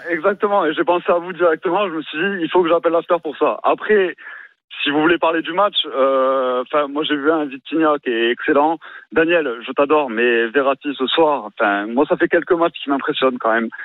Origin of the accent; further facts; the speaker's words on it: Paris, Île-de-France, France; now in Toulouse, France; je suis parisien de naissance et j'habite à Toulouse